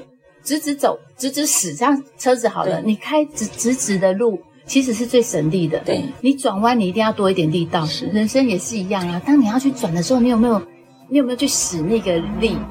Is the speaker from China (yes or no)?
no; Chishang, Taitung County, Taiwan; 都在台东念的，